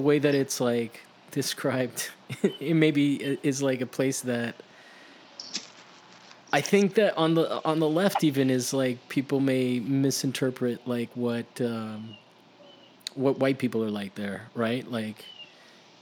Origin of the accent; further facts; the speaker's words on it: Florida, United States; also born or lived in Miami / Italy; now in California, United States; I'm from Florida